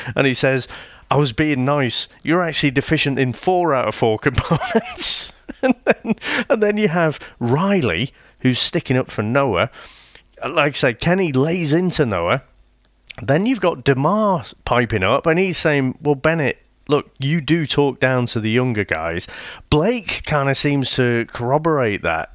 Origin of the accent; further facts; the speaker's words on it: United Kingdom; I'm British